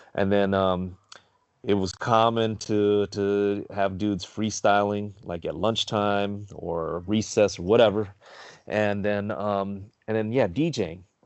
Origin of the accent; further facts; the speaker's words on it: Carson, California, United States; I grew up in Carson